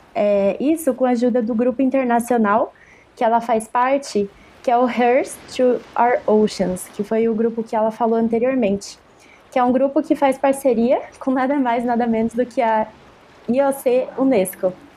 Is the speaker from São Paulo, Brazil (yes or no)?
yes; Jundiaí, São Paulo, Brazil; moved away as an adult; now in Santos, Brazil; Sou de Jundiaí, São Paulo, do interior de São Paulo, e mudei para Santos